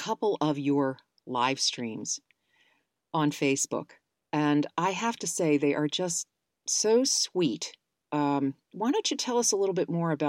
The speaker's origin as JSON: {"language": "English", "town": "Philadelphia", "region": "Pennsylvania", "country": "United States", "moved": "yes", "said": "now I'm from Philadelphia."}